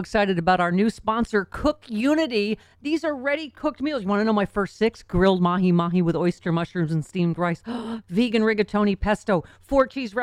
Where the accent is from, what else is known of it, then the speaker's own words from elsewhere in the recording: Buffalo, New York, United States; Buffalo is my hometown. And, you know, Top Supermarket is where I shop my whole life